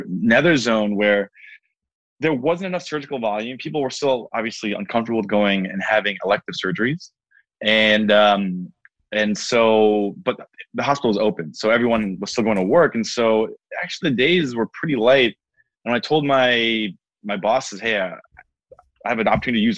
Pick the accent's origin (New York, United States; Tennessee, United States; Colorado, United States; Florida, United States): New York, United States; Long Island; also born or lived in Washington, District of Columbia, United States; I'm from New York. You know, I grew up in Long Island